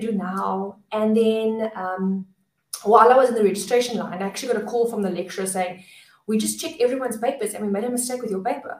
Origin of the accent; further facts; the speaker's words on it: Cape Town, Western Cape, South Africa; I am from Cape Town, born and bred.